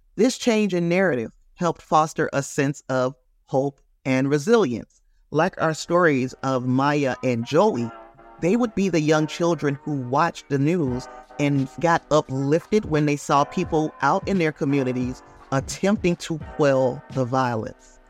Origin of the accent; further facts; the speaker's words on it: Gary, Indiana, United States; I'm from Gary, Indiana